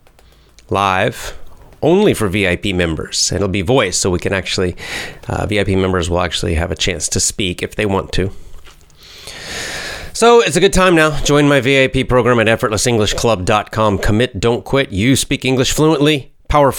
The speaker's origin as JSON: {"language": "English", "town": "Athens", "region": "Georgia", "country": "United States", "tie": "born or raised there", "moved": "yes", "said": "my hometown, Athens, Georgia"}